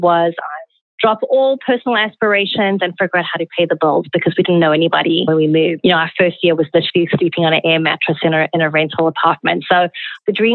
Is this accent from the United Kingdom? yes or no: no; South Africa; moved away; Growing up in South Africa, manners and conduct were very important values imbued